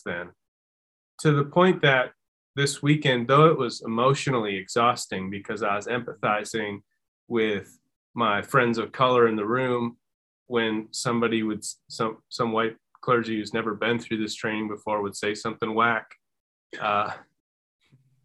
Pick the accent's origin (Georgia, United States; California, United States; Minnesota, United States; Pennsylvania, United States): Minnesota, United States; I grew up in Minnesota